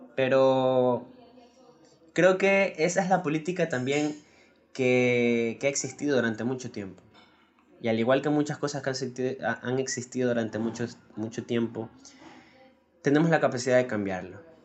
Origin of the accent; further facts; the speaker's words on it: Ecuador; aquí en mi país, en Ecuador